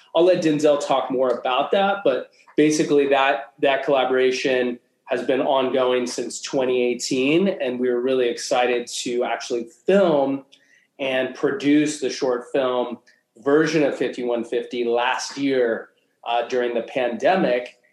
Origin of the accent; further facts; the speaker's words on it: Anchorage, Alaska, United States; now in Los Angeles, United States; I was actually born and raised in Anchorage